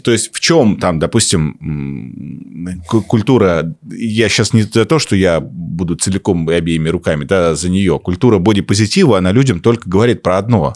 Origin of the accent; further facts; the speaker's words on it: Omsk, Omsk Oblast, Russia; он так же, как и я, из Омска